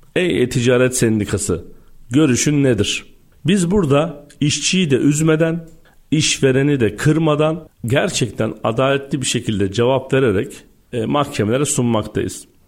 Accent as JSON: {"language": "Turkish", "region": "Istanbul", "country": "Turkey", "tie": "born or raised there", "said": "1984 İstanbul doğumluyum"}